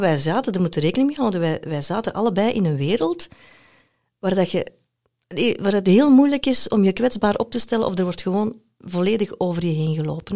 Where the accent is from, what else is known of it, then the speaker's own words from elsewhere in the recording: Belgium; moved away as an adult; also born or lived in Brazil; als Belg, kan je dubbele nationaliteit hebben